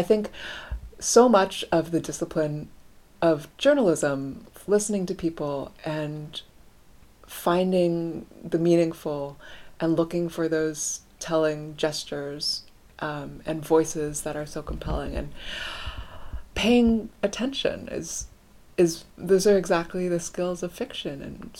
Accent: Oakland, California, United States; I grew up in Oakland, California.

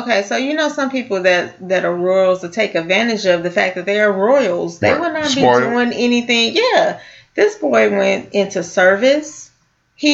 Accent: California, United States; I grew up in California

